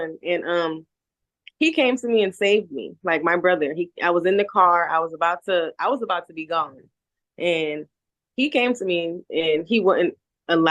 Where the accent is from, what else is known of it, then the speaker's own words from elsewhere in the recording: Charleston, South Carolina, United States; also born or lived in Tennessee; now in Jamaica; I am from Charleston